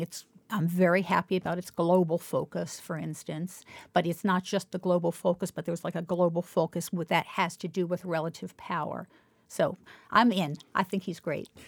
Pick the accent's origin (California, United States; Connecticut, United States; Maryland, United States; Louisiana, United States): Maryland, United States; Baltimore; when I was growing up in Baltimore